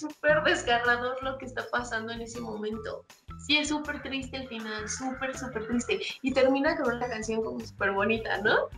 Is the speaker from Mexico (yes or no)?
yes; Mexico; como mexicanos